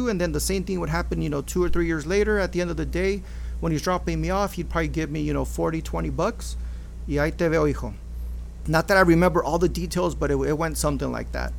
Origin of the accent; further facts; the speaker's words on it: Maywood, California, United States; also born or lived in Los Angeles; being born in LA, growing up in Maywood